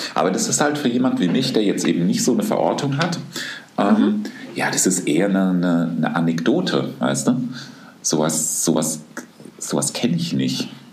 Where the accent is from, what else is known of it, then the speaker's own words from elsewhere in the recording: Aschaffenburg, Bavaria, Germany; moved away; also born or lived in Wuppertal; ich komme doch immer auf meine Geburtsstadt zurück. Ich sage dann doch aus Aschaffenburg